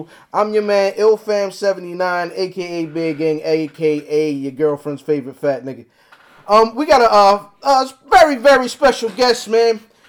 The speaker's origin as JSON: {"language": "English", "region": "North Carolina", "country": "United States", "said": "It isn't. I'm from North Carolina."}